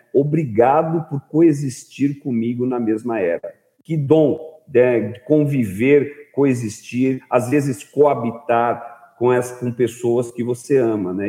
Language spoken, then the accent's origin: Portuguese; Brazil